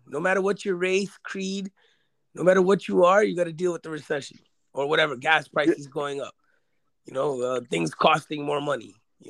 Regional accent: New York City, New York, United States; I'm from Queens.

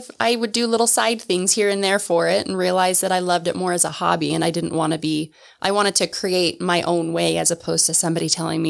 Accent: Lander, Wyoming, United States; moved away as an adult; I grew up in Wyoming.

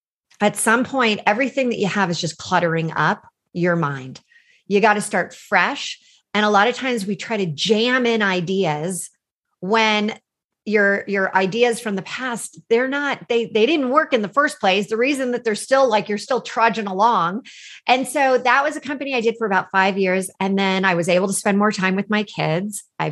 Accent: California, United States; I grew up in California. I had this amazing opportunity to really get involved in the Silicon Valley.

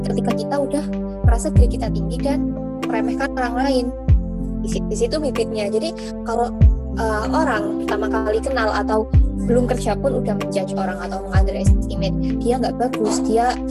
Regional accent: Jember, East Java, Indonesia; aku pribadi sendiri aku dari Jember dan di luar kegiatan kampus itu juga ada komunitas

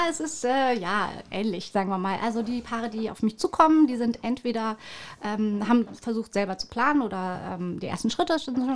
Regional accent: Munich, Bavaria, Germany; accent: Bavarian; moved away as an adult; now in Rügen, Germany; Ich bin gebürtiges Münchner Kindel, bin auf, auch äh, aufgewachsen in München und äh, habe niederbayerische Wurzeln

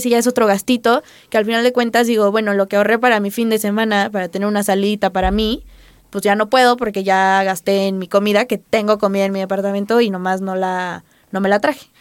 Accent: Acapulco, Guerrero, Mexico; now in Puebla, Mexico; yo soy foránea, soy de Acapulco

